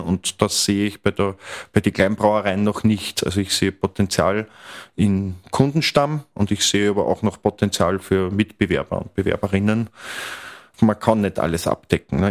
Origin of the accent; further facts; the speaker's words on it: Mostviertel, Lower Austria, Austria; also born or lived in Vienna / Krems; ich bin in der Region groß geworden. Ich liebe das Mostviertel